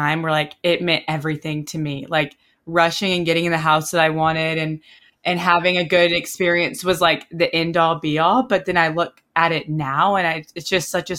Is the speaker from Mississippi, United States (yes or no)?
yes; Oxford, Mississippi, United States; growing up in Oxford and being from Oxford, going to Ole Miss